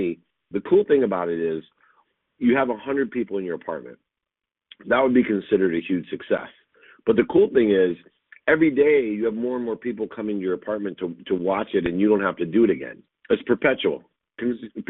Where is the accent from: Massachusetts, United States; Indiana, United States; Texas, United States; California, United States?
Indiana, United States; Zionsville; I grew up in Zionsville, Indiana